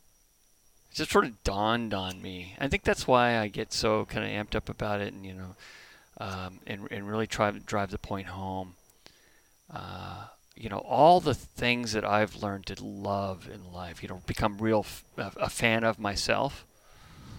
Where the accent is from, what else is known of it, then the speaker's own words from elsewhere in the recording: a very small town outside of Columbus, Ohio, United States; moved away; also born or lived in Southern California; I was born in Southern California, but grew up in a very small town outside of Columbus.